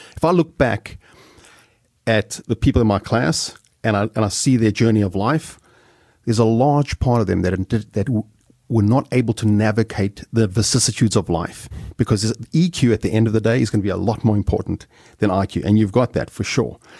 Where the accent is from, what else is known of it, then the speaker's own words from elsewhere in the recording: South Africa; moved away as an adult; I'm some schnook from South Africa